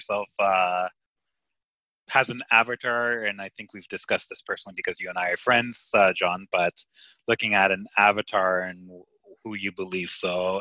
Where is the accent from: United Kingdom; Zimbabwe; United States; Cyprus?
Cyprus; moved away; I'm from Cyprus and I love Cyprus, and you know, I haven't been there in a while